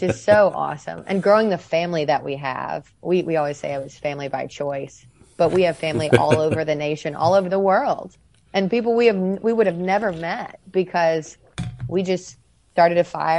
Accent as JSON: {"language": "English", "region": "Mississippi", "country": "United States", "said": "to be from this state"}